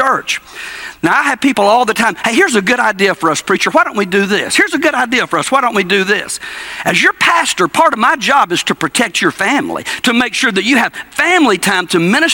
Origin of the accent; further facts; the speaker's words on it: Cordele, Georgia, United States; I grew up in Cordele, Georgia, a little South Georgia town